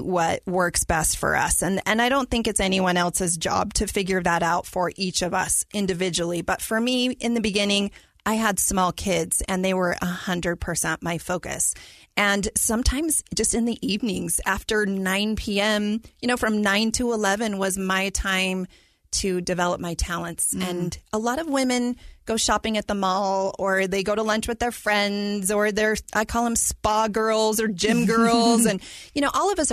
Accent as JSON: {"language": "English", "town": "Provo", "region": "Utah", "country": "United States", "tie": "born or raised there", "said": "I am born and raised in Utah. I was definitely a Utah County girl. I grew up in Provo."}